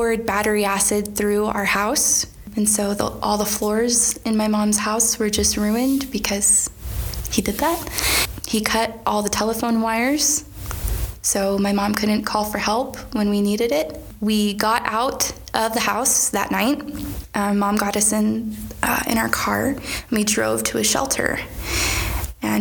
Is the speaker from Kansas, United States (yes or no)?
yes; Wichita, Kansas, United States; also born or lived in Burlington, Kansas; when I was 10 or 11, my mom got remarried to a wonderful guy. I moved from Wichita, Kansas to Burlington, Kansas